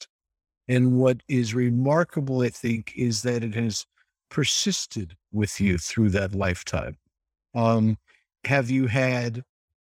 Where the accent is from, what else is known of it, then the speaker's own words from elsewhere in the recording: United States; As an American